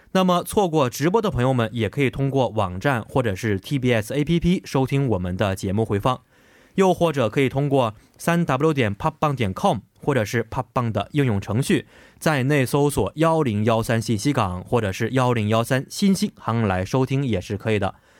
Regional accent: China; 作为一个中国人

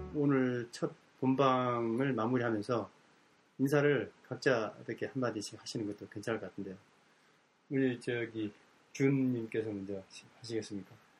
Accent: Jeju Island, South Korea; moved away; 제가 고향이 제주도인데

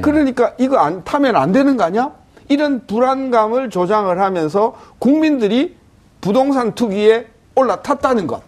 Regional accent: Yeongnam, South Korea; 전 영남이라서

